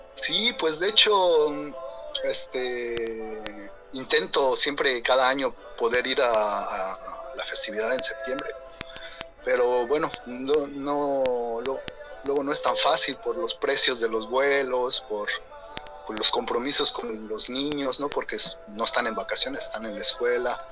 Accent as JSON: {"language": "Spanish", "region": "Querétaro", "country": "Mexico", "moved": "as an adult", "lives_now": "Germany", "said": "yo soy de Querétaro, ¿no? danzaba allá antes con la jefa Manuela Luna"}